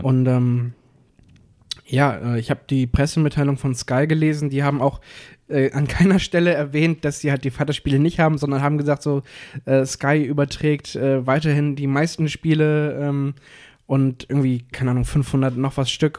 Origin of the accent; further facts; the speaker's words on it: Hamburg, Germany; wir, wir kommen aus Hamburg und Cuxhaven